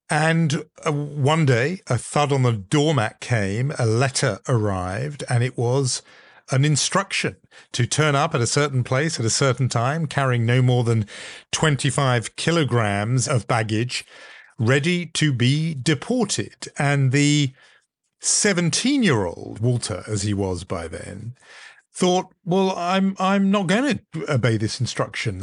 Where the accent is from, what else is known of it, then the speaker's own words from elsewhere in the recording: United Kingdom; growing up in Europe, growing up in Britain, uh, as I did